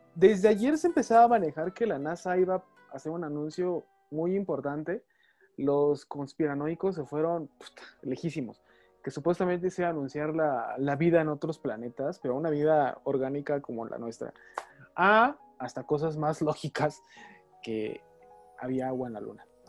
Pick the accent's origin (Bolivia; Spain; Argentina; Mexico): Mexico; nosotros como mexicanos